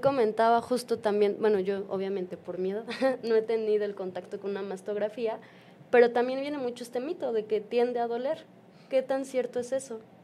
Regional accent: Mexico; como población mexicana

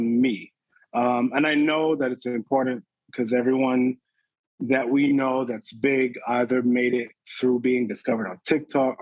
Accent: Barbados; I'm originally from Barbados, born and raised.

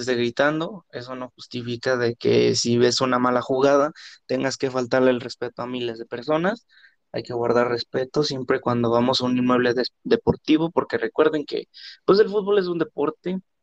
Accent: Mexico; los mexicanos que vivimos acá en México

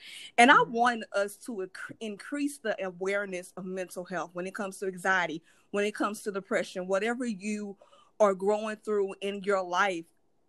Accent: St. Louis, Missouri, United States; coming back to St. Louis, my hometown.

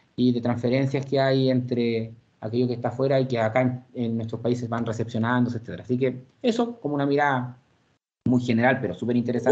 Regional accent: Santiago, Santiago Metropolitan Region, Chile; also born or lived in Puente Alto / La Florida; soy santiaguino, provengo de una familia eh, de extracción bien popular. Eh, nací en la comuna de La Granja el año 88

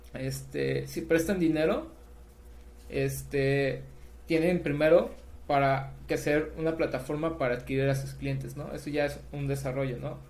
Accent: Mazatlán, Sinaloa, Mexico; also born or lived in Escuinapa, Sinaloa; yo soy sinaloense, o sea, de, yo nací en Espinapa, Sinaloa

